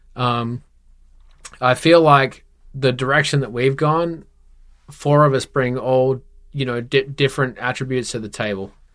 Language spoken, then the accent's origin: English; Perth, Western Australia, Australia; born and raised in Perth, Western Australia